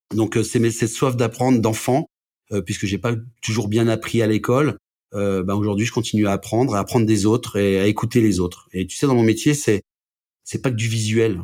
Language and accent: French; Brest, Brittany, France; also born or lived in Lorraine; now in Annecy, France; je suis né à Brest